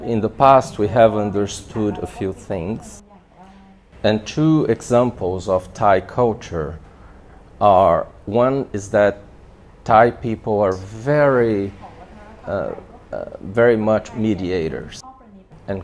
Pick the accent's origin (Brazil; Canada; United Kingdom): Brazil; in my home country, Brazil